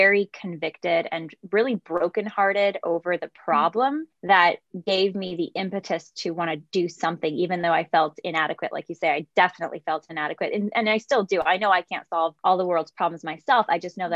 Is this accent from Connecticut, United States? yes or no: no; San Jose, California, United States; I'm from San Jose, California, one of eight kids, so lots of younger brothers and sisters. And I grew up just seeing babies